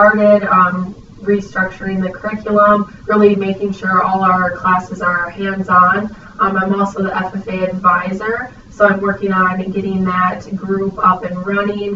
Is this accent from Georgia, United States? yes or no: no; Star Prairie, Wisconsin, United States; moved away as an adult; also born or lived in Fargo, North Dakota; now in North Dakota, United States; I'm originally from Star Prairie, Wisconsin. I graduated from New Richmond High School in 2012.